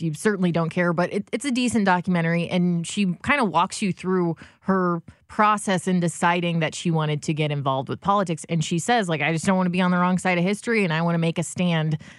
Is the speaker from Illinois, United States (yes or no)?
yes; Alton, Illinois, United States; also born or lived in Grafton; growing up in Grafton and Alton